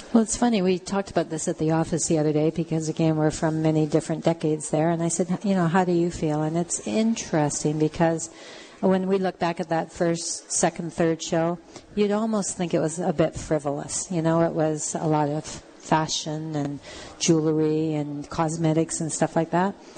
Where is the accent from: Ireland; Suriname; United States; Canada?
Canada; as Canadian women living in a, an area like southwestern Ontario